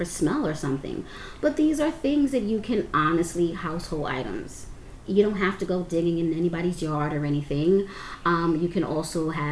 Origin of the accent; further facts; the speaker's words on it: New York City, New York, United States; I am a New Yorker, Brooklyn girl all the way